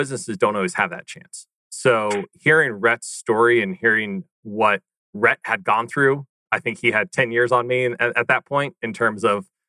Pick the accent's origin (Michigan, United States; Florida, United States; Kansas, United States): Kansas, United States; Wichita; I'm a good Midwestern guy. I grew up in Wichita, Kansas